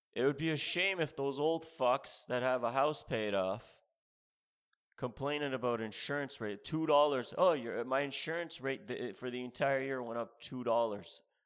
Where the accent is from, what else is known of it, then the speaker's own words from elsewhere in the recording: Canada; moved away as an adult; also born or lived in Ontario; now in United States; I'm from Canada.